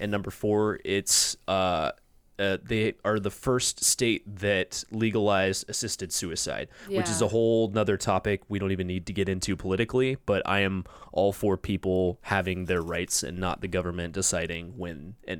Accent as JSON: {"language": "English", "region": "California", "country": "United States", "tie": "born or raised there", "said": "Where I grew up in Orange County, it was like 7%."}